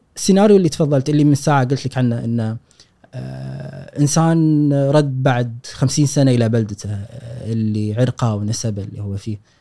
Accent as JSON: {"language": "Arabic", "country": "Kuwait", "tie": "born or raised there", "said": "ان انا مولود هني"}